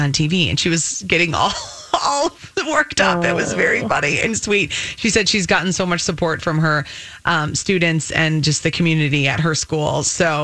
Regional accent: Minnesota, United States; we're like a small state

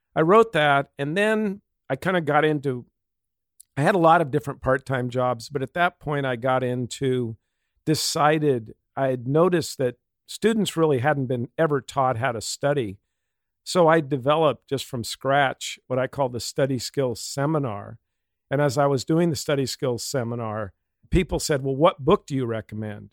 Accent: Pasadena, California, United States; I was born in Pasadena, grew up, went to a Catholic, uh, elementary school, Saint Elizabeth

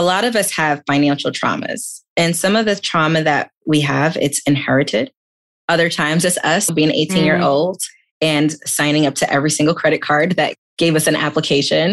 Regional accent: New York City, New York, United States; I was born and raised in Queens, New York to immigrant parents

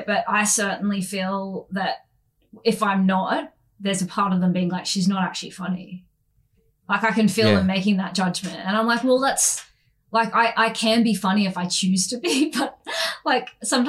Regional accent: Queensland, Australia; I actually grew up in Queensland. I'm a Queensland girl, which you can probably tell from my voice and general demeanor.

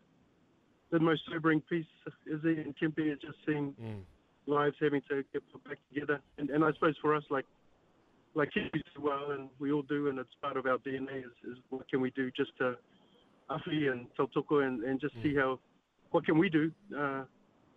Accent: New Zealand; a Kiwi boy

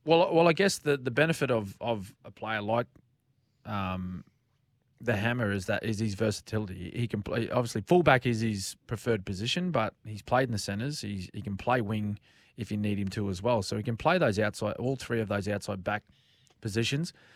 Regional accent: Queensland, Australia; speaking as a Queenslander

